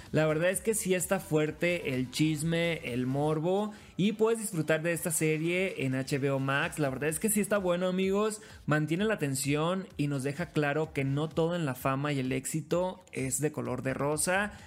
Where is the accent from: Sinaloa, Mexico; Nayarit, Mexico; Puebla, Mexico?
Sinaloa, Mexico; Los Mochis; moved away as an adult; now in Mexico City, Mexico; Soy de los Mochis, Sinaloa